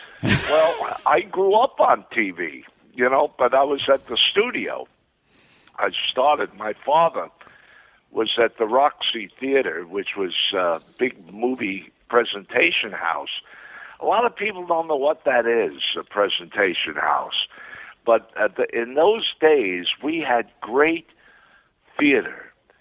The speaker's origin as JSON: {"language": "English", "town": "New York City", "region": "New York", "country": "United States", "tie": "born or raised there", "also_born_or_lived": "Brooklyn, New York", "moved": "yes"}